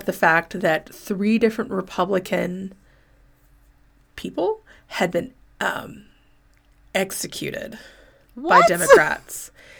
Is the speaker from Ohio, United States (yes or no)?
no; St. Louis, Missouri, United States; I'm from St. Louis and can promise that the McCloskeys are fine.